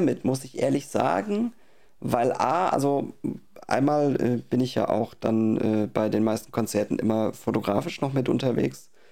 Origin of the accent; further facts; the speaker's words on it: Baden-Württemberg, Germany; hier unten im Süden, in Baden-Württemberg, wo ich herkomme